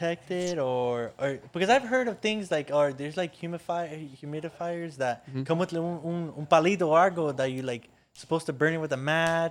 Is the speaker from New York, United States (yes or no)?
yes; Westchester, New York, United States; I'm from Westchester